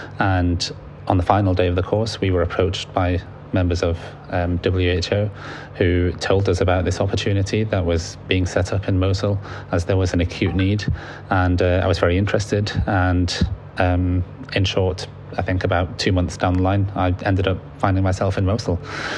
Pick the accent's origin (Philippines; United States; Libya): Libya; now in United Kingdom; So I'm originally from Libya. My parents are from Libya and I have a lot of family out there.